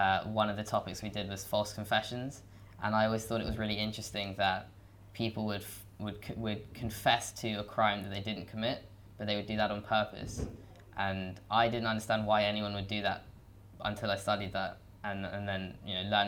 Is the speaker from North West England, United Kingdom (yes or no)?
no; London, United Kingdom; I'm from London and I'm studying the LLB